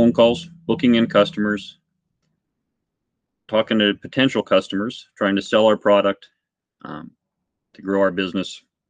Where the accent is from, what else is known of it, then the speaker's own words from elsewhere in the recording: Lloydminster, Canada; I grew up in Lloydminster all my life, lived here for ever. I own a shop in Lloydminster.